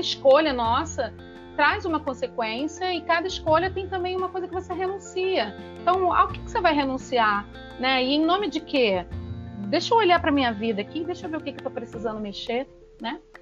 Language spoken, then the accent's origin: Portuguese; Rio de Janeiro, Brazil; Eu sou carioca suburbana, eu sou de Pilares, no Rio